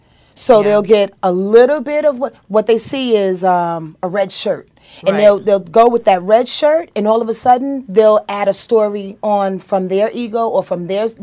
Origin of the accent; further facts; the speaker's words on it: Yonkers, New York, United States; I'm from Yonkers, New York.